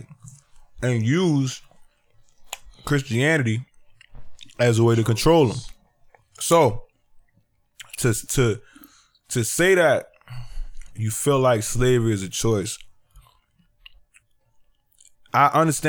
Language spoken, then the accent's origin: English; the South, United States; I'm from the South.